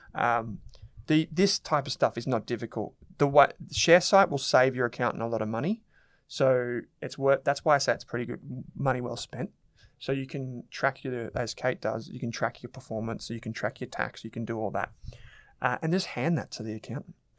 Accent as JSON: {"language": "English", "country": "Australia"}